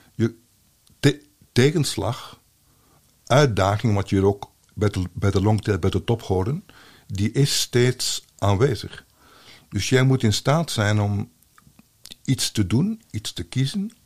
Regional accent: Belgium; als Belg

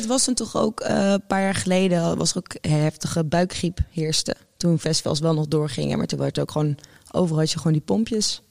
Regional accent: Utrecht, Netherlands; ik kom natuurlijk gewoon uit Utrecht

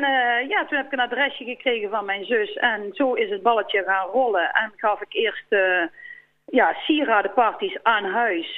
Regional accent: Volkel, North Brabant, Netherlands; Ik kom eigenlijk eh, van Volkel

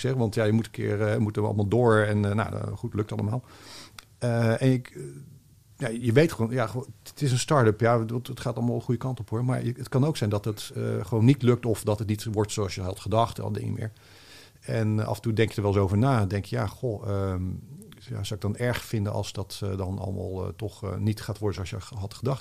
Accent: Rotterdam, South Holland, Netherlands; ik ben op Zuid opgegroeid.

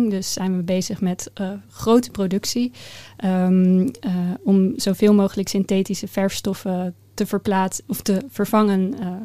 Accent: The Hague, South Holland, Netherlands; ik ben opgegroeid in Den Haag, uh, vlakbij het strand. Dus daar is mijn liefde voor de zee eh, ontstaan.

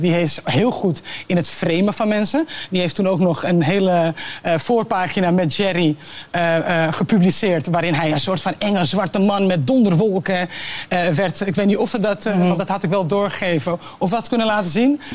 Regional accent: Netherlands; zijn wij Nederlanders

